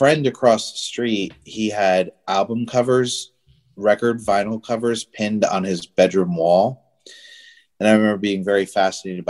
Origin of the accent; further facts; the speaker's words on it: Northwest New Jersey, United States; now in Florida, United States; I grew up in New Jersey. So, Northwest New Jersey, next to Pennsylvania, really small town.